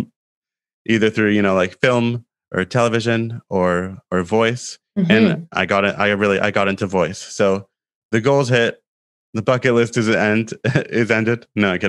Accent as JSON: {"language": "English", "country": "Canada", "moved": "as an adult", "lives_now": "Asia", "said": "I'm from Canada"}